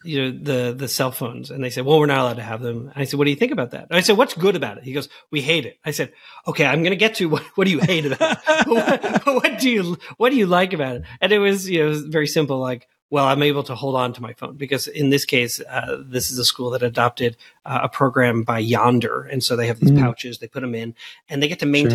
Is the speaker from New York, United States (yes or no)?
yes; Long Island, New York, United States; now in Missouri, United States; I grew up on Long Island.